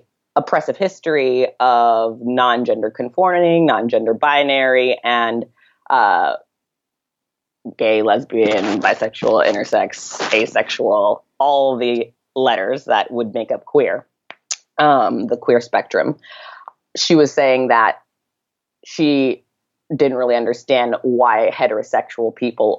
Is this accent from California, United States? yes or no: yes; Santa Monica, California, United States; moved away as an adult; also born or lived in Saratoga Springs, New York; I grew up in Santa Monica in Los Angeles